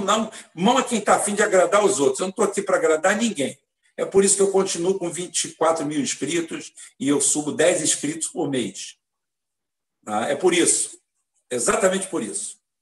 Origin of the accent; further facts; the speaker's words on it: Brazil; Eu sou nascido no Brasil, mas eu sou cidadão espanhol.